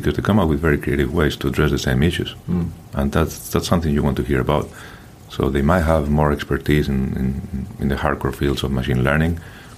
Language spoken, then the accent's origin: English; Madrid, Community of Madrid, Spain; moved away; I grew up in Madrid.